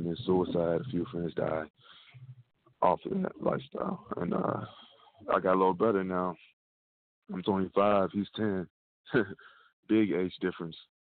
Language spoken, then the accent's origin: English; Dayton, Ohio, United States; born or raised there